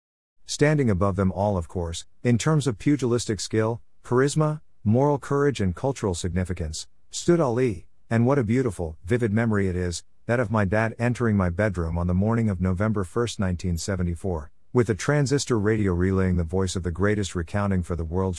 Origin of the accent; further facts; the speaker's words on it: Grimsby, Yorkshire and the Humber, United Kingdom; moved away as an adult; also born or lived in Shetland Isles / Manchester; Even during the times when I lived away from my hometown of Grimsby, during a brief hiatus in the Shetland Isles 1980-81, or after I became a mature student in Manchester